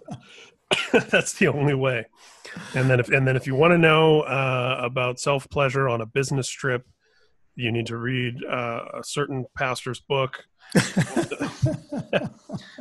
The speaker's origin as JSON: {"language": "English", "region": "Indiana", "country": "United States", "tie": "born or raised there", "said": "as a Irish Catholic kid who grew up in Indiana"}